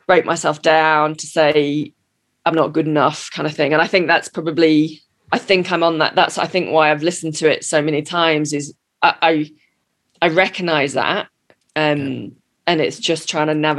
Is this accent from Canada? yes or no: no; United Kingdom; now in United States; I'm the British cynic. I'm in America